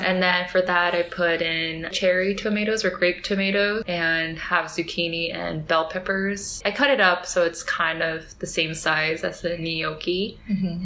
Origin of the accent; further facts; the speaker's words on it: California, United States; I am from California